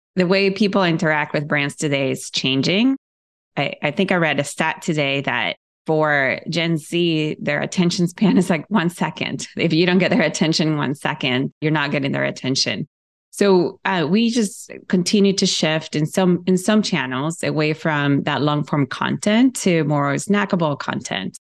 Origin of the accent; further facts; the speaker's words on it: Ecuador; moved away; I grew up in South America